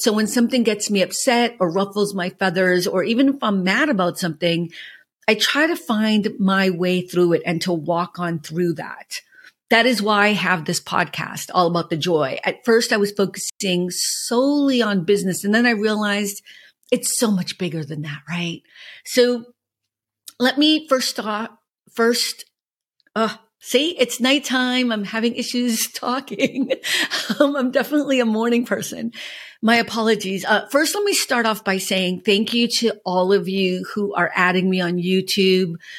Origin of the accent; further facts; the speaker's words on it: Boston, Massachusetts, United States; now in Los Angeles, United States; I'm from Boston